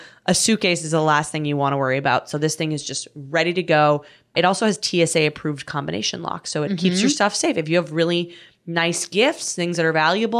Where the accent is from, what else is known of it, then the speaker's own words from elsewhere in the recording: Canada; now in United States; I'm able to travel into my home country of Canada.